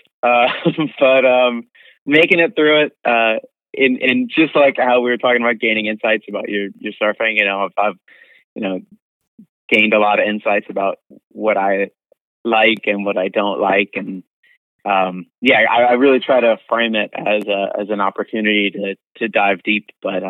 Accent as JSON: {"language": "English", "region": "East Coast", "country": "United States", "said": "I'm from the East Coast and it gets really, really cold."}